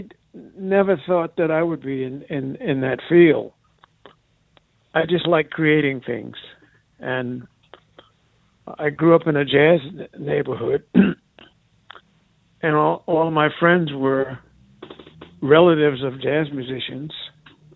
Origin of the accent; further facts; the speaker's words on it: New York City, New York, United States; moved away as an adult; also born or lived in Austria / Atlanta; I grew up in New York